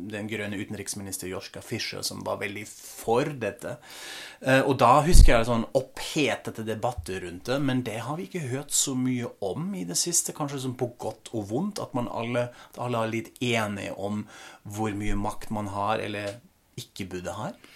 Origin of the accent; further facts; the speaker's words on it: Frankfurt, Hesse, Germany; moved away as an adult; also born or lived in Australia / Norway; min hjemby Frankfurt